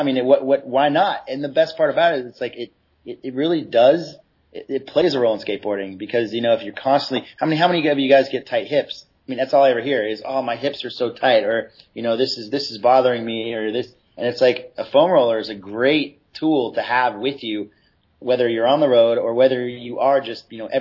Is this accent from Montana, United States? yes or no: no; San Clemente, California, United States; I'm from San Clemente.